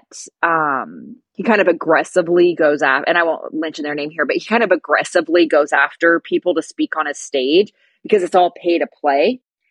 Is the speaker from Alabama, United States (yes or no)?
no; California, United States; I'm from the US, I'm from California